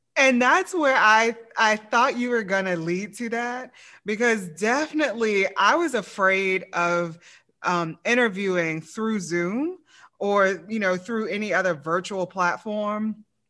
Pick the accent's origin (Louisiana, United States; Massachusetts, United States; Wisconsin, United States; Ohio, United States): Louisiana, United States; I'm from Louisiana